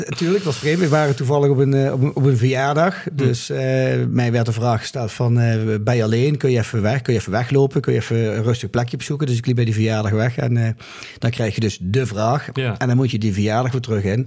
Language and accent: Dutch; Limburg, Netherlands; moved away as an adult; also born or lived in Grave, North Brabant; now in Mill, Netherlands; in mijn geboortedorp Waalwijk, in Apeldoorn, Limburg, waar we vandaan komen, daar vierden wij altijd flink carnaval